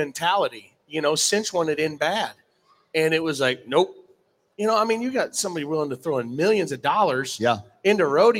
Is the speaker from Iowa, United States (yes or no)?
yes; Sidney, Iowa, United States; my hometown, Sydney, Iowa